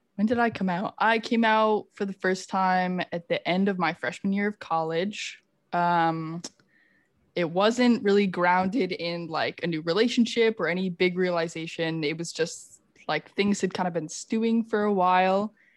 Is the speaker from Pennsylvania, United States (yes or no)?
no; Finger Lakes, Western New York, United States; now in Chicago, United States; I grew up in the Finger Lakes in Western New York, which is like wine country